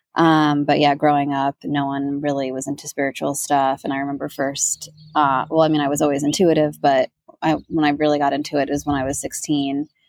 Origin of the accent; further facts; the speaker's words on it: New York, United States; now in Sedona, United States; I grew up in New York where like right outside of New York City, 30 minutes away